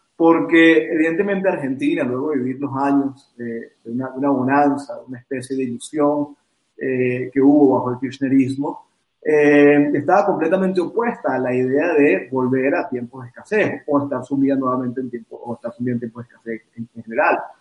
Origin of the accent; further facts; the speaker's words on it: Venezuela; fuimos los venezolanos